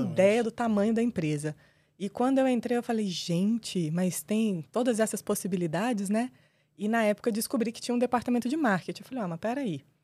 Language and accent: Portuguese; Brasília, Federal District, Brazil; Eu sou nascida e criada em Brasília, brasiliense da Gema, entusiasta da cidade.